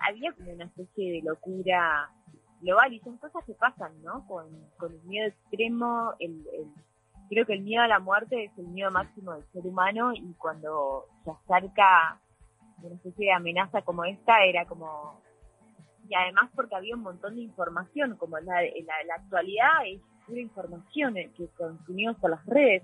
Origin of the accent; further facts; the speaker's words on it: Argentina; Como argentinos